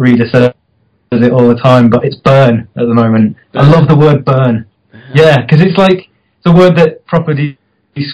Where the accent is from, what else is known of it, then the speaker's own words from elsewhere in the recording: Formby, North West England, United Kingdom; Well, I'm from Formby